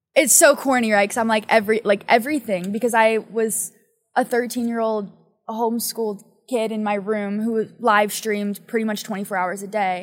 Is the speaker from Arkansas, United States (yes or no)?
no; Pennsylvania, United States; now in Los Angeles, United States; I'm from Pennsylvania